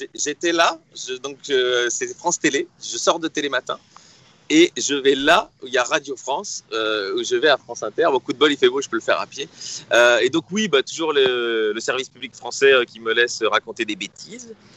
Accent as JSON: {"language": "French", "town": "Brussels", "region": "Brussels-Capital Region", "country": "Belgium", "said": "Je suis bruxellois, comme Raymond."}